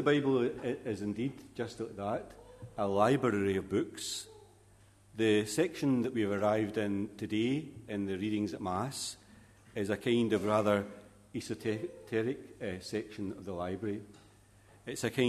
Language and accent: English; Glasgow, Scotland, United Kingdom; As a young boy growing up in Glasgow